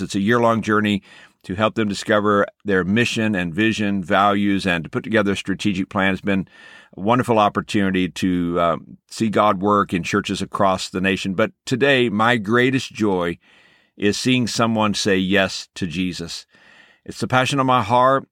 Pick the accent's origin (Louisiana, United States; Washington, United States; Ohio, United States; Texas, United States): Texas, United States; moved away; also born or lived in Los Angeles; Growing up in the state of Texas